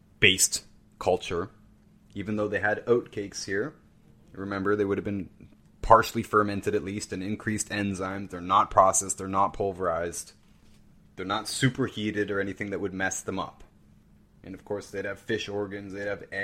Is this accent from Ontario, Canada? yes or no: yes; near Brantford, Ontario, Canada; This is not far from where I grew up. Brantford, Ontario.